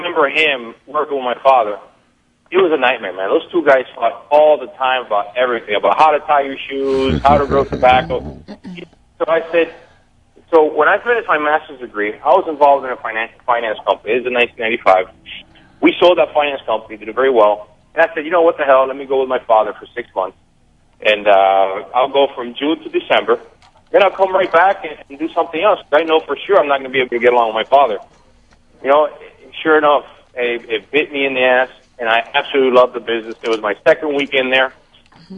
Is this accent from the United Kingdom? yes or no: no; Honduras; now in United States; I was born in Honduras. We're born in Honduras, and about a week after I was born, we moved to Hamastron